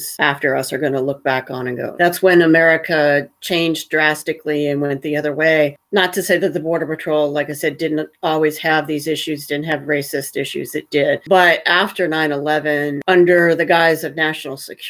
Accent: Huntsville, Alabama, United States; I grew up in Huntsville, Alabama, pretty close to Tennessee

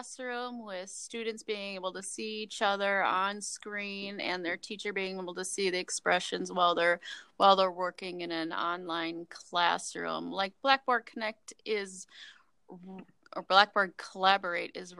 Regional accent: Wisconsin, United States; moved away as an adult; now in Minnesota, United States; I grew up in Wisconsin, born and raised till I was 30

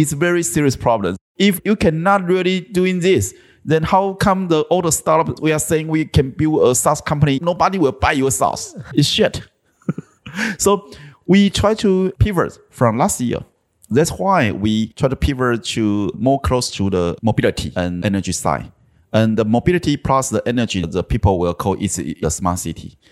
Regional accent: southern Taiwan, Taiwan; also born or lived in Taipei; my hometown was in South Taiwan, so almost ten years ago, I tried to make this change. So, I moved my family back to my hometown.

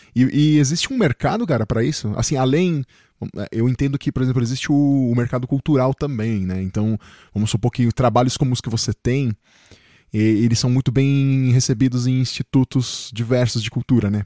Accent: Chile; now in Brazil; eu nasci no Chile, né? Vim pro Brasil, mas sempre vivi na cidade.

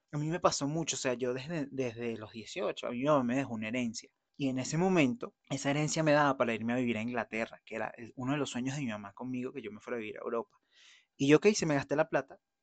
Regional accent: Venezuela; moved away; yo voy a ir a Venezuela a hacer una diligencia, voy a estar con mi familia

